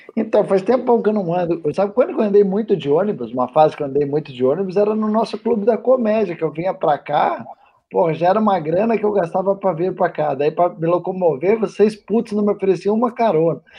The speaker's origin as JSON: {"language": "Portuguese", "town": "Curitiba", "region": "Paraná", "country": "Brazil", "said": "eu sou de Curitiba"}